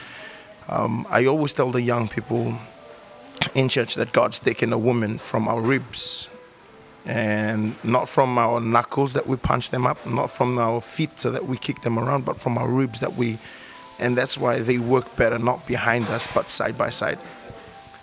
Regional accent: Fiji; growing up in the Fijian culture

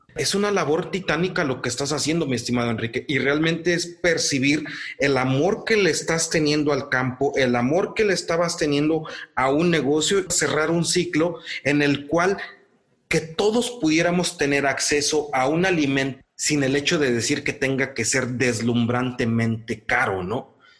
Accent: Morelos, Mexico; en el caso de Morelos, en el caso, en el pueblo donde yo nací

